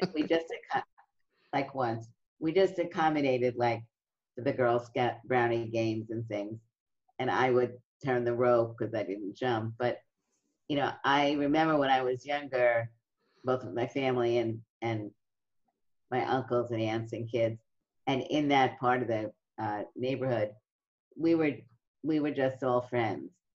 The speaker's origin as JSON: {"language": "English", "town": "New York City", "region": "New York", "country": "United States", "tie": "born or raised there", "said": "in my neighborhood, it was um, a middle class neighborhood in Brooklyn"}